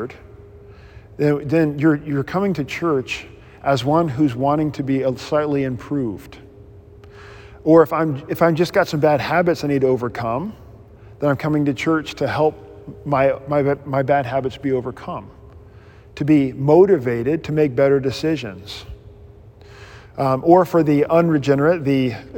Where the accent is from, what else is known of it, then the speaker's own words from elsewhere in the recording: United States; I'm an American.